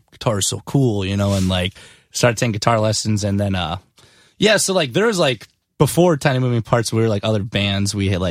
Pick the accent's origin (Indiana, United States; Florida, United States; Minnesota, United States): Minnesota, United States; Benson; born and raised in Benson, Minnesota, which is like 3,000 people.